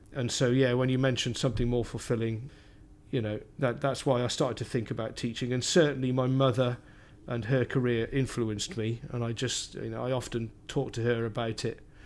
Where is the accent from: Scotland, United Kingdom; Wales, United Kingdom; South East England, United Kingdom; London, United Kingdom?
Wales, United Kingdom; Cardiff; moved away; So I grew up in Cardiff, in South Wales.